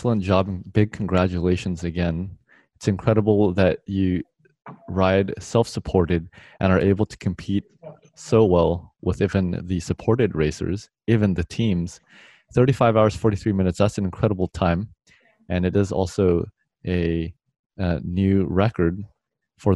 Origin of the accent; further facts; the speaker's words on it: United States; as an American myself